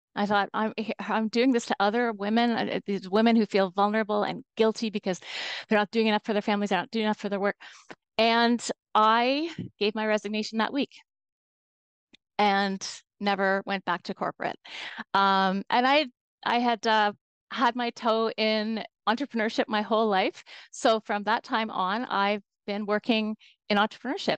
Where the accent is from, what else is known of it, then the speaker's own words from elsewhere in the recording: Toronto, Ontario, Canada; I'm from Toronto, Canada. That's where I'm calling in from today.